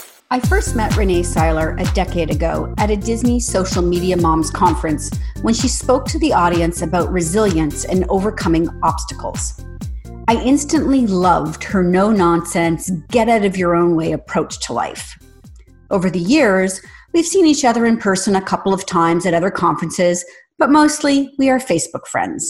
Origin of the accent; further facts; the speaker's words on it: Canada; I'm Canadian